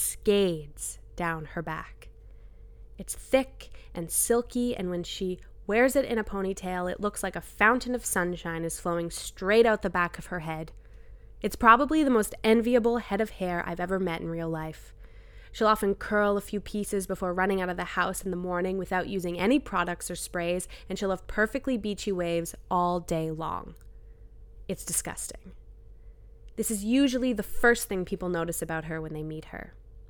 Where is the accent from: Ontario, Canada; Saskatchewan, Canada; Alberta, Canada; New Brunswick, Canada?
New Brunswick, Canada; I grew up in New Brunswick. I had never met someone who went to a private school.